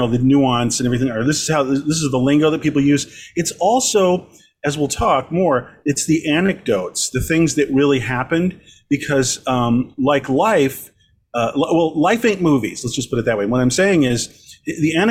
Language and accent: English; Long Beach, California, United States; was born and raised in Long Beach